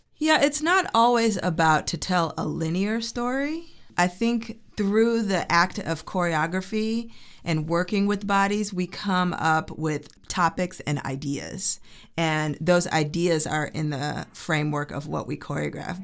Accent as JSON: {"language": "English", "town": "Oak Park", "region": "Illinois", "country": "United States", "tie": "born or raised there", "also_born_or_lived": "New York", "moved": "as an adult", "said": "I'm originally from Chicago, Oak Park, Illinois, which is a suburb outside of Chicago. And I started dancing when I was three. And so I studied in Chicago"}